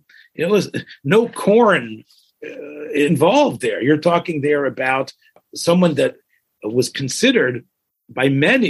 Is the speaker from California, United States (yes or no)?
no; Memphis, Tennessee, United States; As a Memphis boy